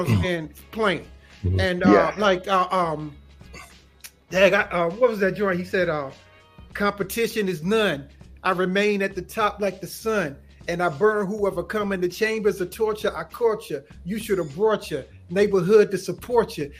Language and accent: English; Kinston, North Carolina, United States; I'm originally from Kinston, North Carolina